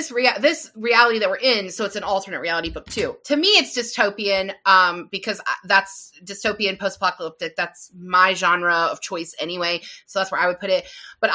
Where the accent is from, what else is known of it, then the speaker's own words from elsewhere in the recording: Mansfield, Ohio, United States; he was born and raised in the town next to where I grew up in Ashland, Ohio. And Mansfield, Ohio is like right here. We're like beside each other.